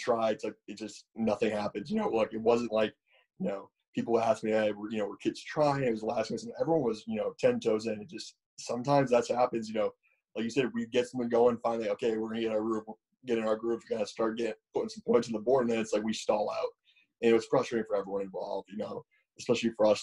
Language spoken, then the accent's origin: English; Connecticut, United States; there are some fields in my hometown